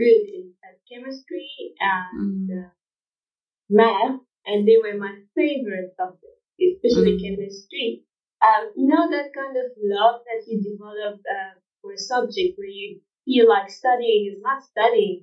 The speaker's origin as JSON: {"language": "English", "town": "Jeddah", "region": "Makkah Province", "country": "Saudi Arabia", "tie": "born or raised there", "also_born_or_lived": "Wad Madani, Sudan / Pretoria, South Africa / Grahamstown, South Africa", "second_language": "English", "moved": "as an adult", "lives_now": "Durban, South Africa", "said": "We moved and I grew up in Saudi. I did most of all my schooling actually in Saudi, Jeddah, and the schools there were Arabic."}